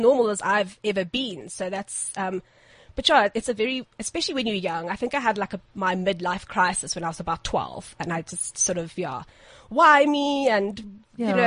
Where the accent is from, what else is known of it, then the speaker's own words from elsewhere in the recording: Zimbabwe; I'm from Zimbabwe.